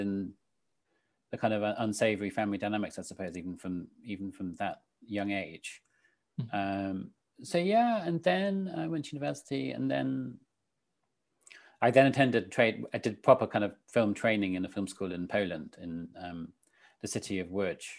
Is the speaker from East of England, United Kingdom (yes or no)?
yes; St Albans, East of England, United Kingdom; I grew up in St. Albans in Hertfordshire